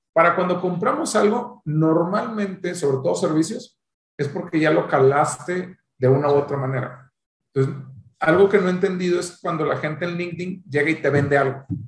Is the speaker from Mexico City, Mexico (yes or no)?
no; Monterrey, Nuevo León, Mexico; soy de Monterrey